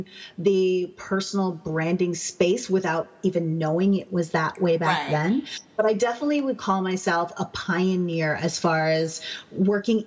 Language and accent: English; Canada; I'm Canadian